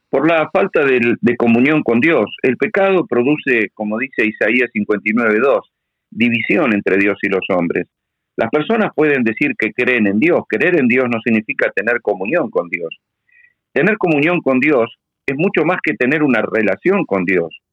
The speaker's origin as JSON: {"language": "Spanish", "country": "Argentina", "said": "yo soy un ciudadano argentino"}